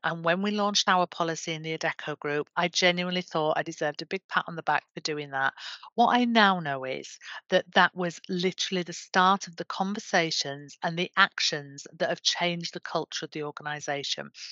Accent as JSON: {"language": "English", "region": "Yorkshire and the Humber", "country": "United Kingdom", "said": "I'm from Yorkshire"}